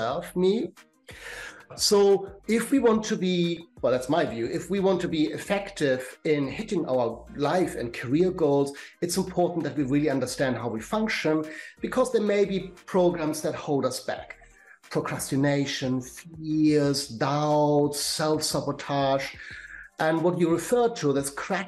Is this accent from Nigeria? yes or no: no; Germany; accent: German; English is a second language; moved away as an adult; now in London, United Kingdom; I'm German born, as you may get from my German accent, but I have been living in London for 25 years.